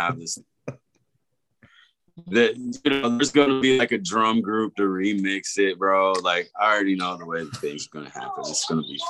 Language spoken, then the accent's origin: English; Oklahoma, United States; also born or lived in Miami; now in Iowa, United States; we're from Oklahoma